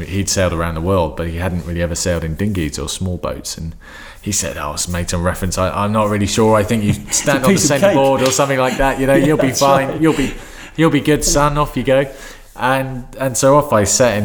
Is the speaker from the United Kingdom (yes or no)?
yes; Cornwall, South West England, United Kingdom; I grew up down in Cornwall